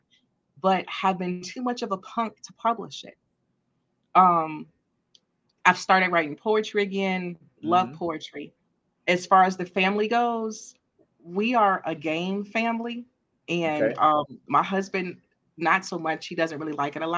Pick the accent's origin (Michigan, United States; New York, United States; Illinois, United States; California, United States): Illinois, United States; Chicago; moved away; Chicago, my hometown